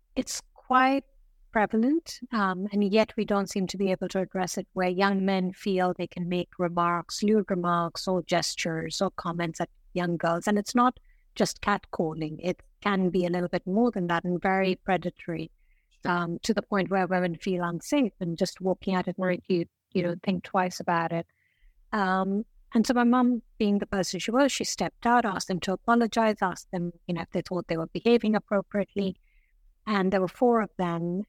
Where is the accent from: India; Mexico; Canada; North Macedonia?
India; northern India; moved away as an adult; also born or lived in London, United Kingdom; when I was four, my mother, we went back to India to see my maternal grandmother